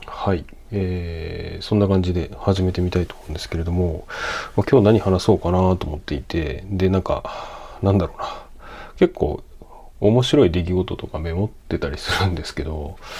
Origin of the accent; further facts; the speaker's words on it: Sendai, Miyagi, Japan; moved away; 僕仙台生まれなんですけど